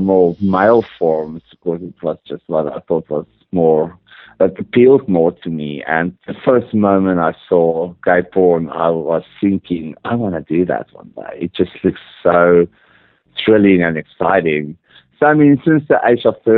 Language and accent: English; South Africa; also born or lived in Johannesburg, South Africa; I actually grew up in a small, small desert town in the middle of nowhere in Africa